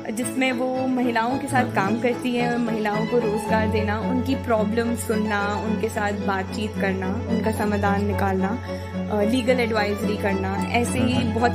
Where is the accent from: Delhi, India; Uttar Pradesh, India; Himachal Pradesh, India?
Delhi, India; वैसे तो मैं दिल्ली की रहने वाली हूँ बट uh, मेरे जो पिताजी हैं वो uh, एक आर्मी पर्सनल हैं तो हर दो साल सिटी टू सिटी मूव करते हुए